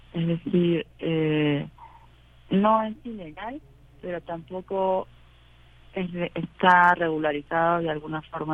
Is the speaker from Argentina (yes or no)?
yes; Argentina; now in Mexico; argentinas, que es donde vengo